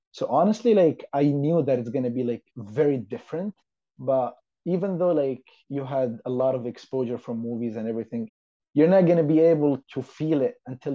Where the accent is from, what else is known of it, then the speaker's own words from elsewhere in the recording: Saudi Arabia; English is a second language; moved away as an adult; also born or lived in Yemen / Jeddah, Saudi Arabia; now in Montreal, Canada; I'm originally from Saudi Arabia. I was born and grew up in Saudi Arabia till the age of 18. And then when I was 18, I came to Canada, basically Montreal, with absolutely no knowledge of English and French